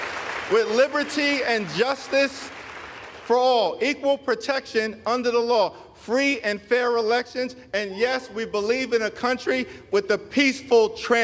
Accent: Brooklyn, New York, United States; I was born in Brooklyn Hospital, raised in a working class neighborhood in Crown Heights, grew up in the Cornerstone Baptist Church

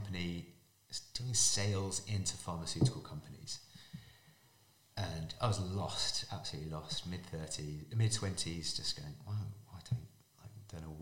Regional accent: Surrey, South East England, United Kingdom; I was born in Surrey in England. Both my parents are Irish

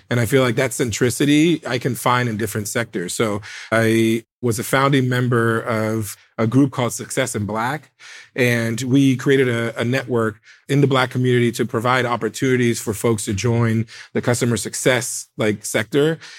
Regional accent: United States; I'm first American born family member

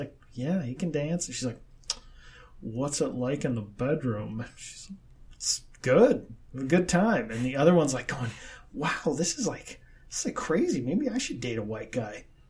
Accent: Midwest, United States; we're from the Midwest

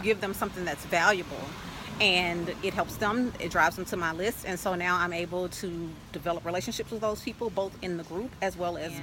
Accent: Louisiana, United States; also born or lived in Dallas, Texas / Northern California; now in Chiang Mai, Thailand; I'm originally from Louisiana

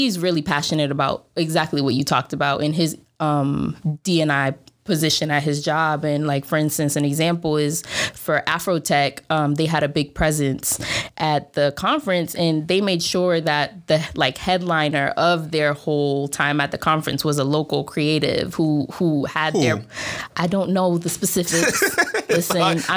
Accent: Boston, Massachusetts, United States; first language Spanish; English is a second language; moved away as an adult; also born or lived in Jamaica Plain, Boston / Roxbury, Boston; now in Bay Area, United States; I was born here, first generation Dominican in Boston

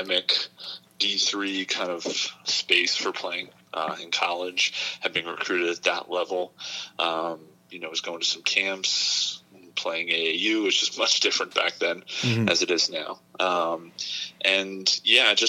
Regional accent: Westbury, New York, United States; grew up in Long Island, right in Westbury, New York

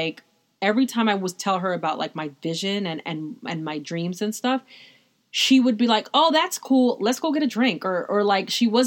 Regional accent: New York, United States; I'm from New York

